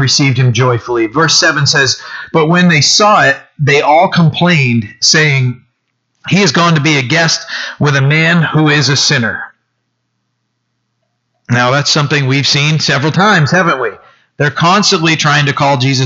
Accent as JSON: {"language": "English", "town": "Bucksport", "region": "Maine", "country": "United States", "said": "I'm from Bucksport."}